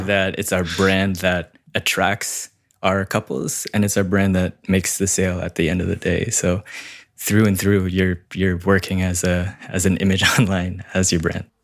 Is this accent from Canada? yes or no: yes; Canada; I'm a Canadian wedding filmmaker, mostly servicing Toronto and the surrounding areas.